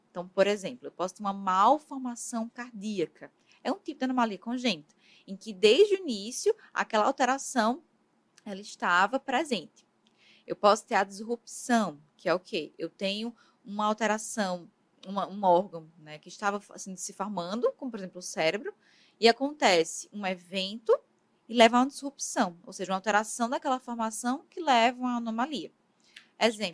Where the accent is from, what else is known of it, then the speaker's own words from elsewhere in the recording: Paraíba, Brazil; moved away as an adult; also born or lived in Ribeirão Preto, São Paulo; eu sou da Paraíba, né, mas fiz minha formação no interior de São Paulo, na USP Ribeirão Preto